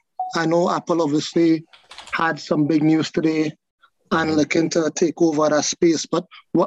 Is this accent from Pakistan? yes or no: no; Trinidad & Tobago; now in Virginia, United States; I live in Virginia, but I'm from Trinidad.